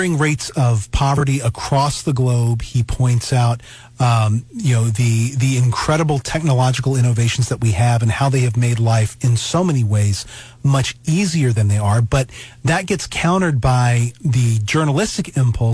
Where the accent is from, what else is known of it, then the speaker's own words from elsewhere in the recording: Alabama, United States; now in Missouri, United States; I grew up in Alabama, and so now I'm up living in Missouri.